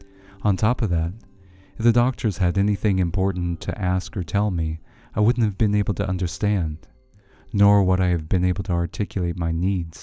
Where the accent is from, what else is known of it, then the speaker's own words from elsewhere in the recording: United States; now in Slovakia; as an American